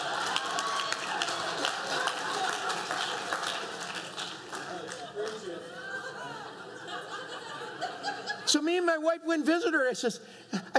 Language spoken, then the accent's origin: English; New York, United States; I'm from New York. We're noisy people